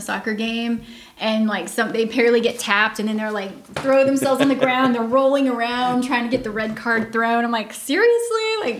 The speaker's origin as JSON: {"language": "English", "region": "Georgia", "country": "United States", "tie": "born or raised there", "said": "I was born and raised in Georgia, so we're UGA fans and Braves fans all the way."}